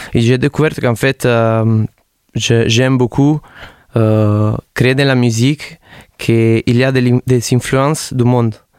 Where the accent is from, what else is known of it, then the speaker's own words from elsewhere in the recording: Naples, Campania, Italy; French is a second language; now in Montpellier, France; je viens de Naples